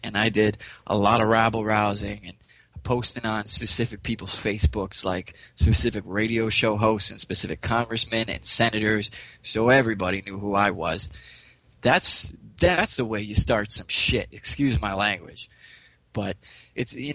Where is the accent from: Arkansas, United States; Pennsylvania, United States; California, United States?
Pennsylvania, United States; growing up in Pennsylvania